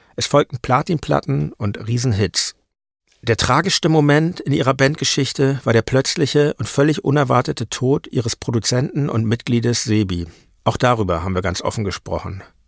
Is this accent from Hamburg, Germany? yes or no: yes; Hamburg, Germany; Als Hamburger